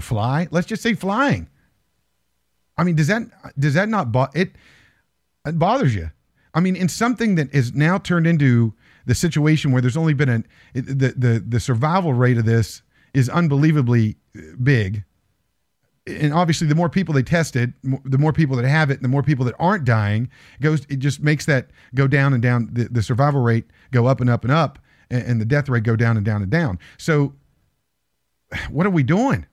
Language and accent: English; Morgantown, West Virginia, United States; My hometown, my, my back, my backyard is going to prison.